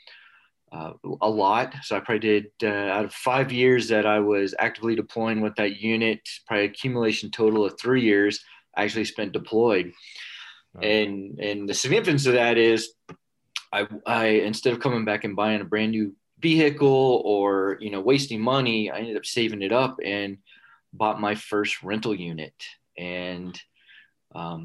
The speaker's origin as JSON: {"language": "English", "region": "South Florida", "country": "United States", "tie": "born or raised there", "moved": "as an adult", "said": "I was raised in South Florida"}